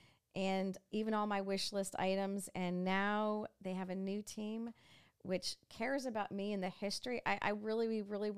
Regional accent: New York, United States; now in Dixon, United States; I was this Yankee from New York

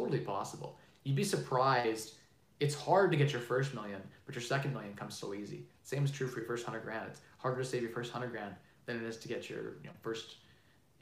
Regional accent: Canada; I'm Canadian

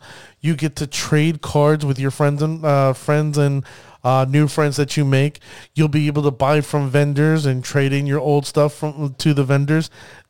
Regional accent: New Jersey, United States; I really am praying, that it ends up coming to my home state of New Jersey. I hope it comes here.

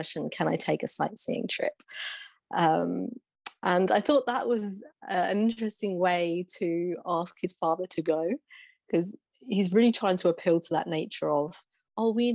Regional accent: England, United Kingdom; as an English Westerner growing up in the time that I did

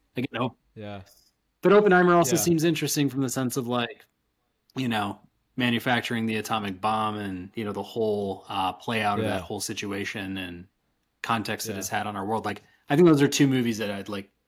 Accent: around Chicago, Illinois, United States; moved away; my hometown around Chicago

